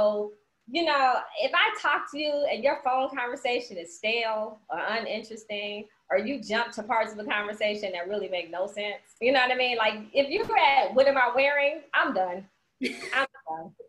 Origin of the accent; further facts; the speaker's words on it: Cleveland, Ohio, United States; now in Georgia, United States; I'm Cleveland bred, but I'm Georgia grown